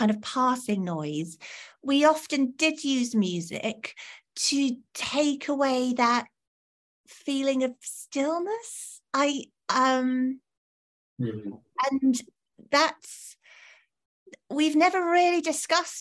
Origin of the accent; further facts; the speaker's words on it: St Ives, South West England, United Kingdom; I grew up in St Ives